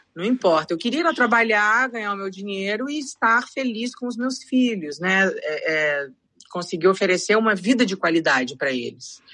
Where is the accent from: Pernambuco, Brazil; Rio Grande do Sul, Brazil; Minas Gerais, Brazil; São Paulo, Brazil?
São Paulo, Brazil; moved away as an adult; now in Portugal; eu sou de São Paulo